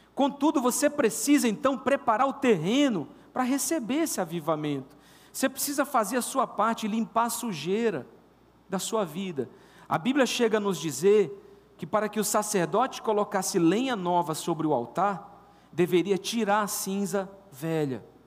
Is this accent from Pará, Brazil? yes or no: yes; Castanhal, Pará, Brazil; also born or lived in Paraíba; com os três anos de idade, eu, eu vim, acredito que foi por aí, morar em Castanhal. Mas eu sou paraibano